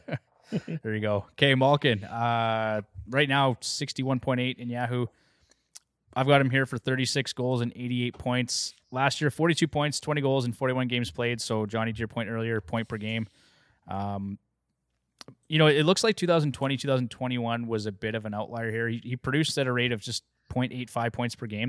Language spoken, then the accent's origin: English; Canada; as a Canadian